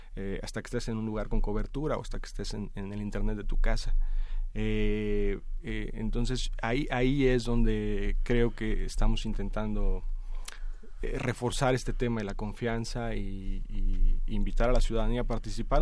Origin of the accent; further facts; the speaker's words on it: Mexico; como la mayoría de los mexicanos